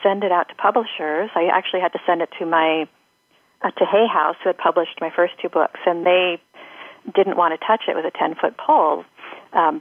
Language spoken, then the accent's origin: English; Seattle, Washington, United States; I grew up in Seattle in a dysfunctional household